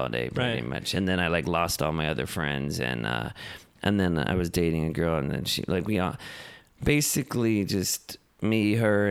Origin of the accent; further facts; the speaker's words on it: Los Angeles, California, United States; I'm born and raised in Los Angeles.